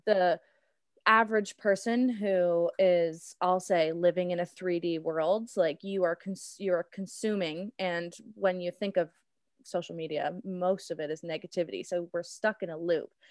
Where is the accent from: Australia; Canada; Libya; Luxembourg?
Canada; Cambridge, Ontario; also born or lived in Burlington, Ontario / Guelph, Ontario; I grew up in Burlington and then made the switch to Cambridge, spent most of my life to Cambridge